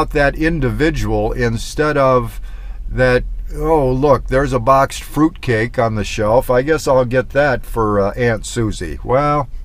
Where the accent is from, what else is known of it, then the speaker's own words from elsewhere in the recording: Michigan, United States; moved away as an adult; now in Southwest, United States; I'm from Michigan, so I'm used to snow